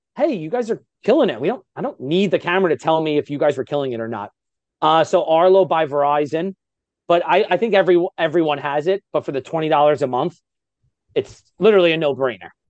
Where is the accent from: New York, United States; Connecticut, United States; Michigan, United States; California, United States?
New York, United States; I'm from New York, so I speak really, really fast